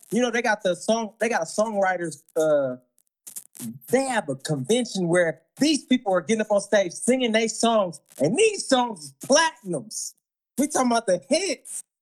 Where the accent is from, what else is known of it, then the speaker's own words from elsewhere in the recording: the South, United States; look, I'm talking about I'm I'm already reckless because I'm from South.